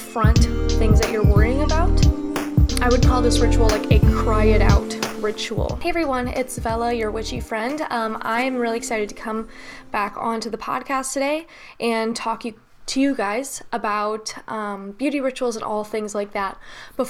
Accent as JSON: {"language": "English", "country": "United States", "said": "I'm an American"}